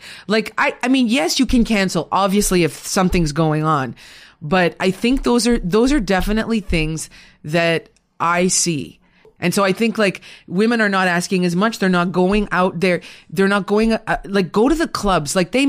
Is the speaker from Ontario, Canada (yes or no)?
yes; Sudbury, Ontario, Canada; did my thesis on women who worked at a mining company in Sudbury during World War II. Okay. That's my hometown.